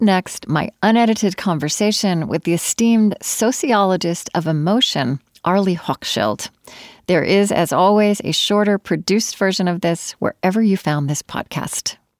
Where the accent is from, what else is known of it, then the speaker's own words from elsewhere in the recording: Oklahoma, United States; now in Minneapolis, United States; I grew up in Oklahoma